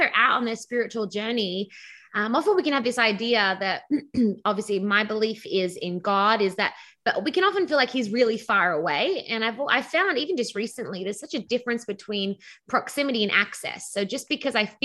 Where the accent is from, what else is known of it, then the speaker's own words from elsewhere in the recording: Sydney, New South Wales, Australia; accent: Australian; moved away as an adult; now in Southern California, United States; I was born in Australia and grew up in Sydney, Australia as a pastor's kid